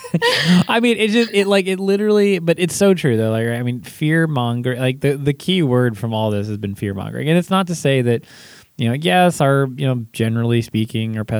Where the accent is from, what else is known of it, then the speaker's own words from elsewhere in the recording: California, United States; I grew up in California